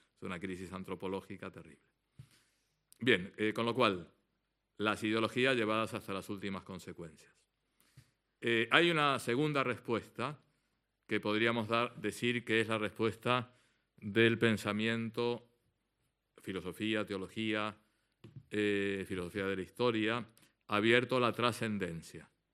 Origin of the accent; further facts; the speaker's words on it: Argentina; como buen argentino